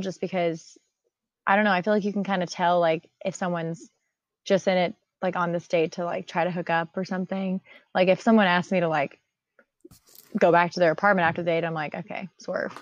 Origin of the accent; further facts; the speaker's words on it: Tampa, Florida, United States; I'm also from Tampa